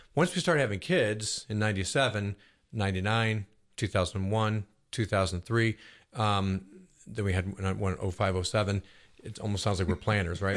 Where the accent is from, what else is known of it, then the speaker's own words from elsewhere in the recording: Buffalo, New York, United States; now in Roswell, United States; I grew up in Buffalo, New York, which is a big Catholic town